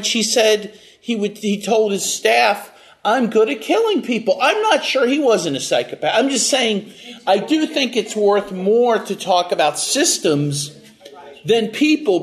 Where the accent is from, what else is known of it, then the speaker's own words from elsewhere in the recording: United States; as an American